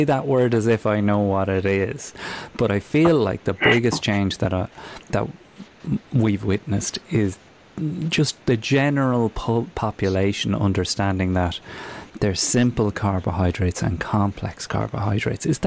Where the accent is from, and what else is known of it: Newbridge, Leinster, Ireland; moved away